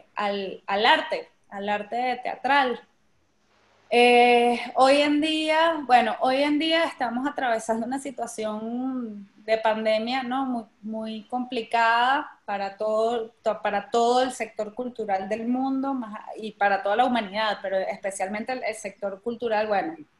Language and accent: Spanish; Venezuela; nosotros como venezolanos